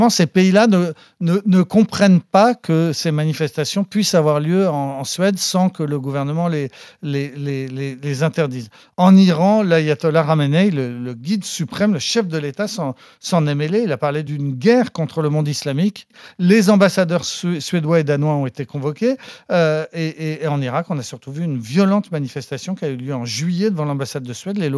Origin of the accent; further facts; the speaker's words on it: France; chez nous en France